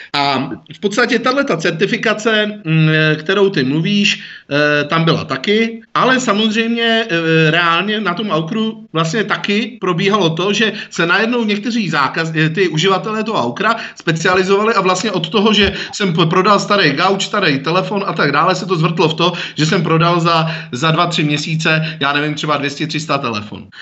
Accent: Prague, Czechia; jako Pražák

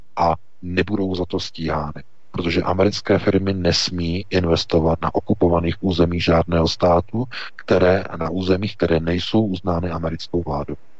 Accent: Czechia; my jako Češi máme právo na eh, naše pohraničí

